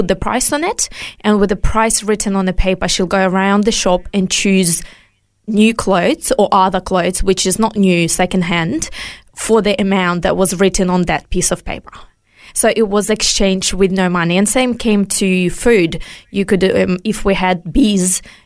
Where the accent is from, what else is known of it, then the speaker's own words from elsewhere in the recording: Ukraine; now in Australia; I was born in Soviet Union 5 years before it collapsed.